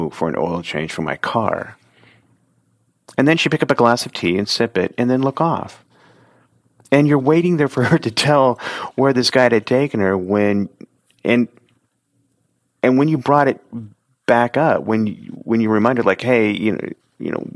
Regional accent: Oregon City, Oregon, United States; growing up in Oregon City and being like 4 or 5

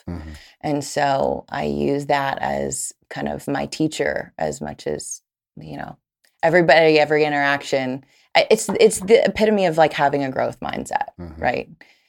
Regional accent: the Bible Belt, United States; I grew up in the Bible Belt, right?

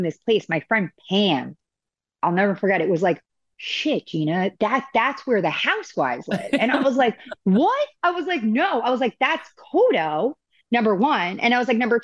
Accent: Long Island, New York, United States; moved away as an adult; now in Coto de Caza, United States; I am from Long Island

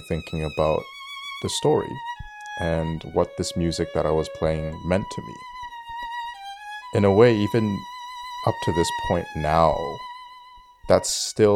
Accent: Ottawa, Ontario, Canada; I'm currently based in Ottawa, where I was also born and raised

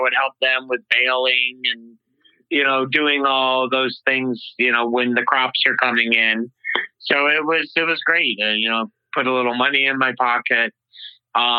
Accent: Marathon, New York, United States; I grew up, I'm originally from upstate New York, or at least that's really where I grew up, central New York. Little town called Marathon, New York, about 50 miles south of Syracuse

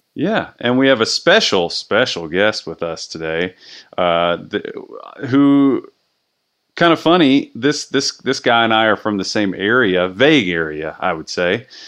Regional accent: Cox's Creek, Kentucky, United States; I'm from Cox's Creek

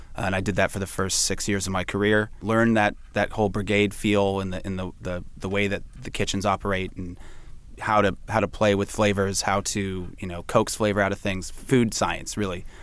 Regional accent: San Francisco, California, United States; moved away; I'm from San Francisco in the Bay Area, and I bounced around a bit

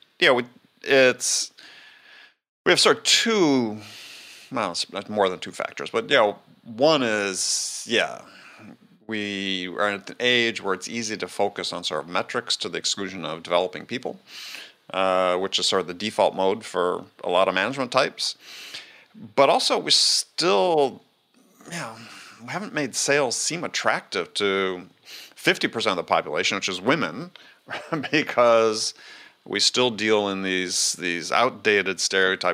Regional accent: Wisconsin, United States; I come from Wisconsin, big deer hunting place

